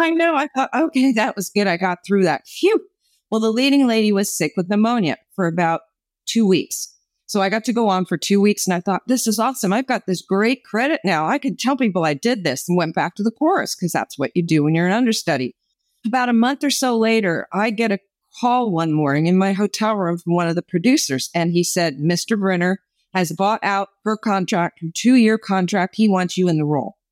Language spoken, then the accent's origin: English; New Jersey, United States; moved away as an adult; also born or lived in New York; I grew up in New Jersey, moved to New York because I wanted to be famous